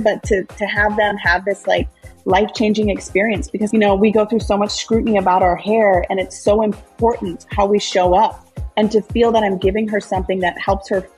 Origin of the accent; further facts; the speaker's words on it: Minneapolis, Minnesota, United States; I was born in South Minneapolis. I grew up in South Minneapolis, Minnesota